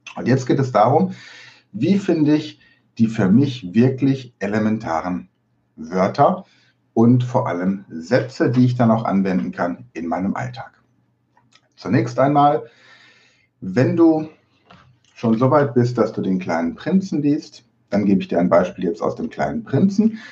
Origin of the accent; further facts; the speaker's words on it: Germany; accent: German; meinen deutschen Akzent